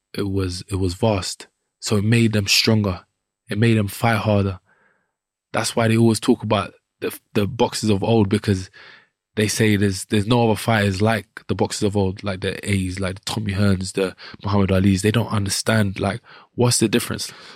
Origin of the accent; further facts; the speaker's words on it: London, United Kingdom; I grew up in Southeast London, Wharf Road, and around the Peckham and Brixton area.